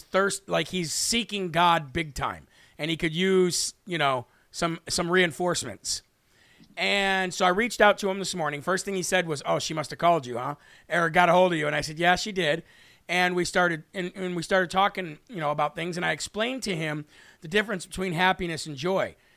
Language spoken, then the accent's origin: English; United States; I was born here in the United States of America